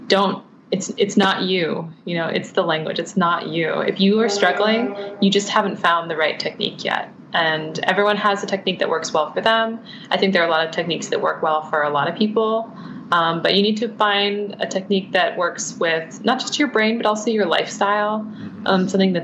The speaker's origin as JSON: {"language": "English", "town": "San Francisco", "region": "California", "country": "United States", "tie": "born or raised there", "said": "I grew up in San Francisco"}